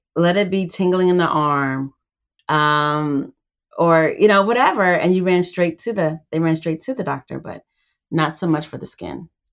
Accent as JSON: {"language": "English", "region": "California", "country": "United States", "tie": "born or raised there", "said": "I grew up in California"}